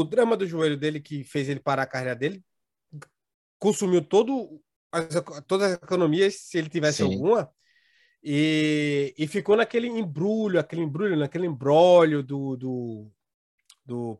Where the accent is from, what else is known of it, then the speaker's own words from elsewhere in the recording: Recife, Pernambuco, Brazil; vai para minha terrinha, rapaz vai para Meterria, vai para Recife